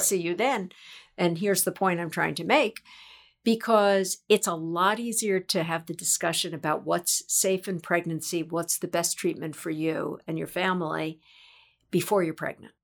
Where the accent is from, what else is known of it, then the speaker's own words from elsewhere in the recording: New York, United States; I am a native New Yorker